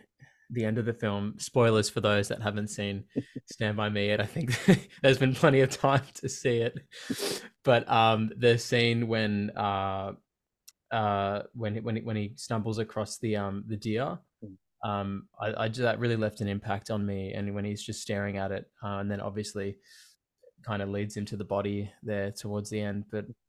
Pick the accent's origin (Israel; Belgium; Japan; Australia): Australia; Berwick, Victoria; Being so young, growing up in Berwick in Victoria, it's not really a place that movies are made